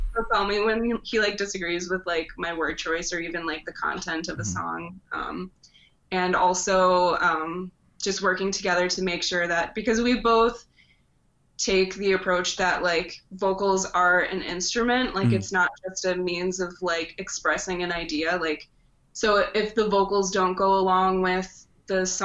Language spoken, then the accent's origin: English; Chicago, Illinois, United States; moved away; I'm from Chicago originally